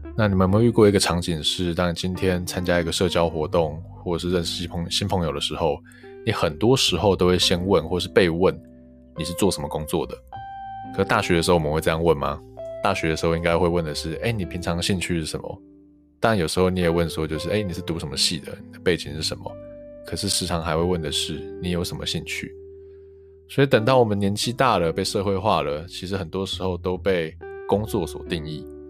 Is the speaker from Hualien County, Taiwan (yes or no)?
yes; Hualien City, Hualien County, Taiwan; 因为我们是花莲人嘛，我念花莲高中